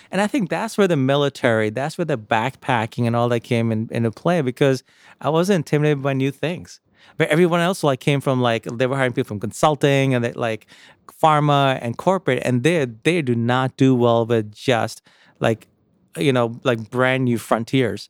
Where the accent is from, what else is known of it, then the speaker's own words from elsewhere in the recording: New York City, New York, United States; also born or lived in India; My mom raised my brother and I in, uh, in Jamaica, Queens, outside New York City